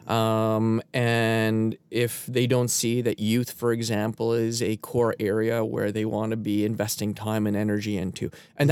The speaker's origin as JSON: {"language": "English", "country": "Canada", "said": "I'm a Canadian"}